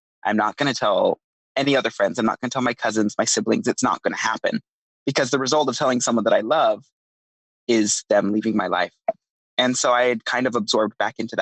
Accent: Draper, Utah, United States; I grew up in Draper, Utah.

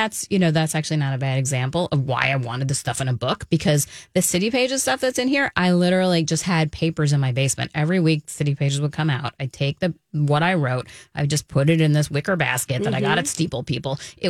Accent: Manhattan, New York, United States; now in Minnesota, United States; I came from Manhattan to Minnesota.

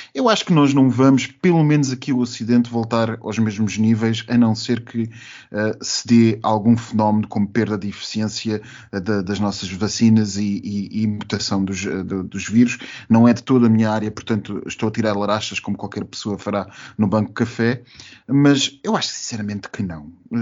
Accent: Portugal; como português

